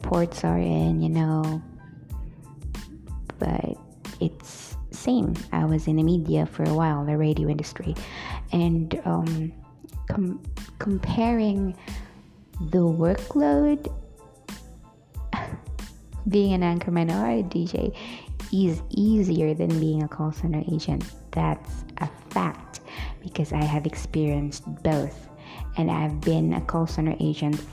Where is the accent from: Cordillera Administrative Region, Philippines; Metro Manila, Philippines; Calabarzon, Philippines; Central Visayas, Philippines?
Central Visayas, Philippines; Bohol; I am from the Philippines. I was born and raised here, so I'm a Filipina